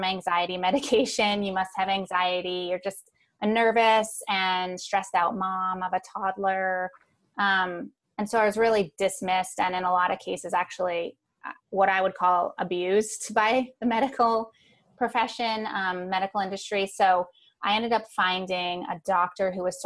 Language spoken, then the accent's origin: English; Long Island, New York, United States; I was born on Long Island in New York